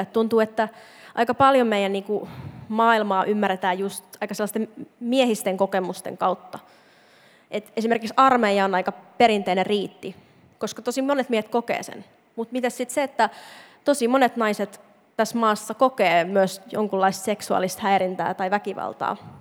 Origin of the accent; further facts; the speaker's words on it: Imatra, South Karelia, Finland; moved away; mä itse mä oon Imatralta, ja siellä ei niin kun, feminismistä juuri puhuttu. Ja tota, me jotenkin ajattelen aina niitä sellaisia imatralaisia tyttöjä. Sellainen, niin kuin minäkin olin